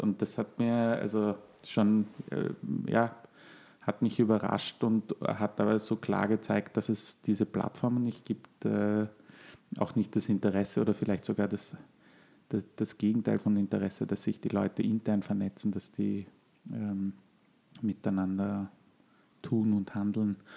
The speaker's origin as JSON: {"language": "German", "country": "Austria", "said": "bei uns in Österreich"}